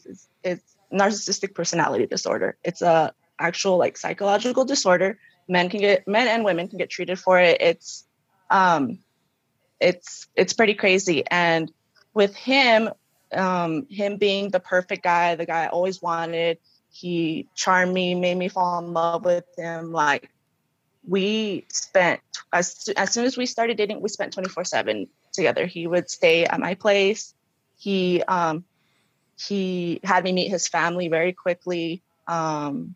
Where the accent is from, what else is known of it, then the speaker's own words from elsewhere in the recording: Roberts, Idaho, United States; moved away as an adult; also born or lived in California; now in Denver, United States; I was actually born in Cali. Mm-hmm. When I was, like, 3, my parents moved us to Roberts, and I grew up there until I was like 20